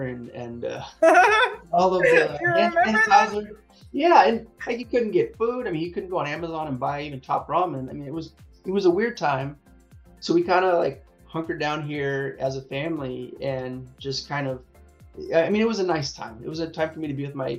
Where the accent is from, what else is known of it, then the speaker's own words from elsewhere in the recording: Long Beach, California, United States; I'm based in Southern California. I'm in around the Long Beach area, Los Angeles. So I've pretty much lived here my whole life, but yeah, I'm a SoCal kid